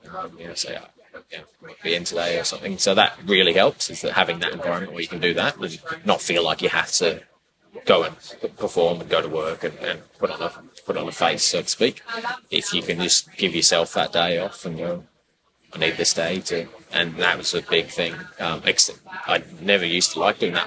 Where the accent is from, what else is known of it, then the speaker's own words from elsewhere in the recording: Bangor, Wales, United Kingdom; moved away as an adult; also born or lived in New Zealand; now in Brisbane, Australia; born and bred in Wales. Yeah. Bangor.